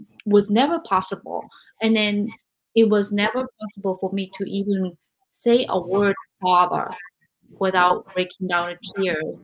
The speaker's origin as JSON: {"language": "English", "country": "Japan", "tie": "born or raised there", "moved": "as an adult", "lives_now": "United States", "said": "So I grew up in Japan"}